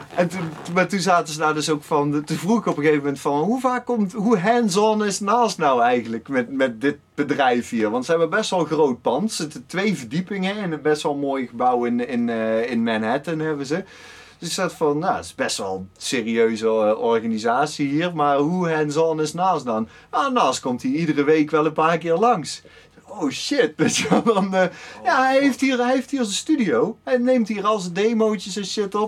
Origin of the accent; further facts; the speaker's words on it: Oss, North Brabant, Netherlands; ik kom dan uit Os